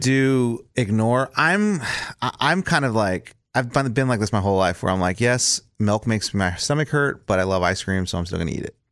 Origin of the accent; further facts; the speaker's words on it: South Texas, United States; moved away; I grew up in South Texas